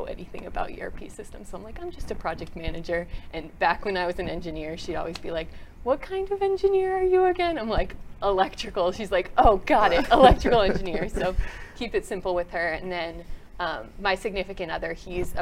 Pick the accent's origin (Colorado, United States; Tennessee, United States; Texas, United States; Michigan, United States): Texas, United States; Southlake; also born or lived in New Jersey / Borger, Texas / San Diego, California; I was born in New Jersey originally, but spent like most of my childhood in the DFW area in South Lake